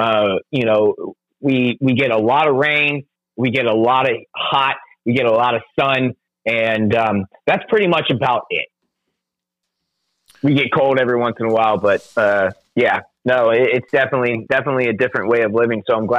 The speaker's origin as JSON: {"language": "English", "town": "Jacksonville", "region": "Florida", "country": "United States", "tie": "born or raised there", "also_born_or_lived": "Raleigh, North Carolina", "said": "I was born in Jacksonville."}